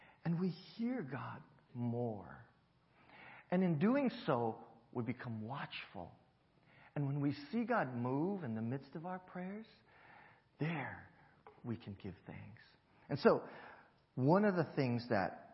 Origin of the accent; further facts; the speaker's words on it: Hawaii, United States; moved away; growing up in Hawaii